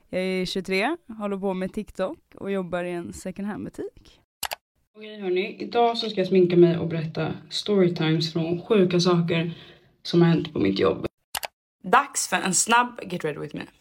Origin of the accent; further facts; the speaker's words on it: Stockholm, Stockholm County, Sweden; Nej, jag är från Bredäng.